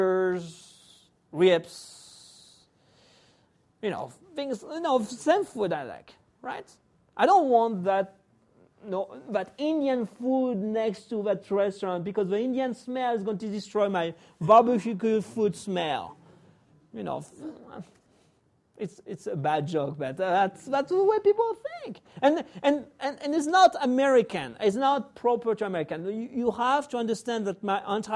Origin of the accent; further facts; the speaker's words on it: France; also born or lived in Spain (ancestry); now in United States; I was born in France. My family is Spanish. I came to the U.S.